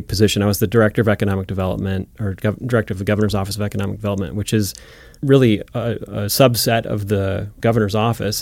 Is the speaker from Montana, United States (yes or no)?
yes; Florence, Montana, United States; I grew up in Florence, Montana, which is a little town in the Bitterroot Valley